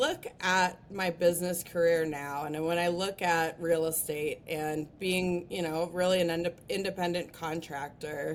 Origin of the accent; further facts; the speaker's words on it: Breckenridge, Colorado, United States; I grew up in Breckenridge, Colorado, so I learned how to ski right around the time that I could walk.